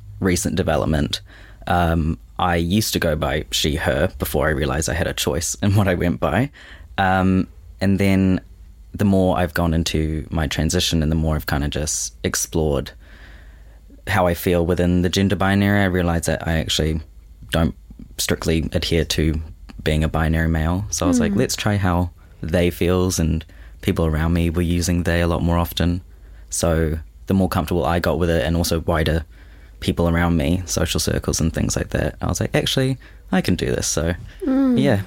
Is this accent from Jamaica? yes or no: no; Auckland, New Zealand; born and raised in Auckland